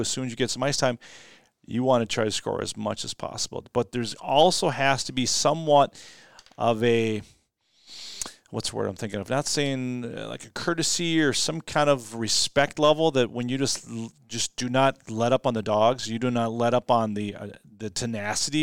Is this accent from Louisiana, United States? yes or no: no; Austin, Minnesota, United States; my hometown team, the Austin Packers